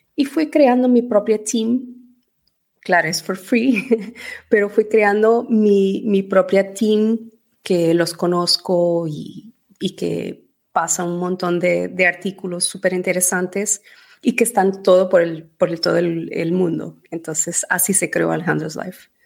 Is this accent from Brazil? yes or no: no; Portugal; moved away as an adult; also born or lived in Venezuela / Spain / Dubai; now in England, United Kingdom; Mis padres son portugueses